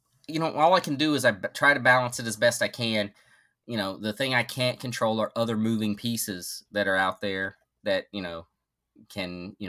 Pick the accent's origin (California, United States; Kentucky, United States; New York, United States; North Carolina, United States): North Carolina, United States; I grew up in North Carolina, and North Carolina barbecue is drastically different than the barbecue here in the Midwest, and drastically superior.